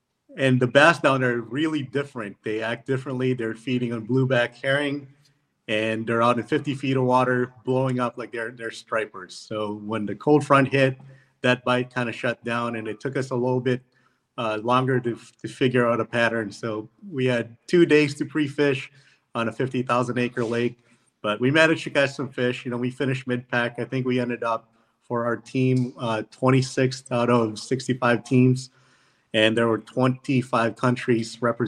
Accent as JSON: {"language": "English", "country": "Philippines", "tie": "born there", "said": "And I was born in the Philippines, and they said that was good enough to be on the team."}